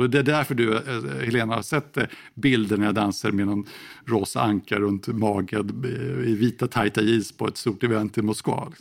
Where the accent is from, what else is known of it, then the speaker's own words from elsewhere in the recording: Sweden; moved away as an adult; also born or lived in Moscow, Russia / Kyiv, Ukraine; jag är ju svensk och pratar inte flytande ryska.